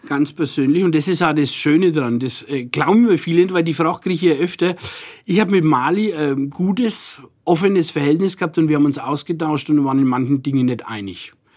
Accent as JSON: {"language": "German", "town": "Nuremberg", "region": "Bavaria", "country": "Germany", "tie": "born or raised there", "accent": "Franconian", "said": "ich bin hier geboren und bin gern hier und rede auch so, wie ich es gelernt habe."}